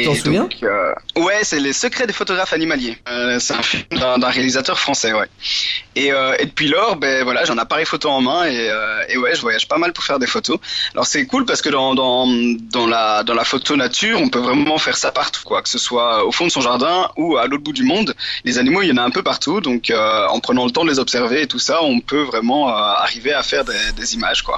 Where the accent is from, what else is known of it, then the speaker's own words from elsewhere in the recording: central Belgium, Belgium; je suis belge, euh, j'ai 26 ah. ans. Euh, j'habite euh, plus ou moins dans le centre de la Belgique, donc, euh, dans les champs. c'est cool parce que je suis à une heure de voiture des Ardennes et une heure de voiture de la côte, donc c'est vrai que j'ai grandi dans un milieu assez varié